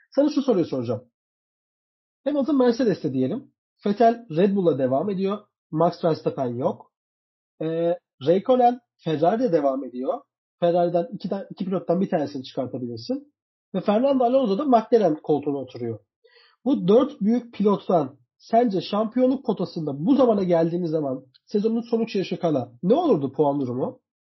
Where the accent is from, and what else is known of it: Turkey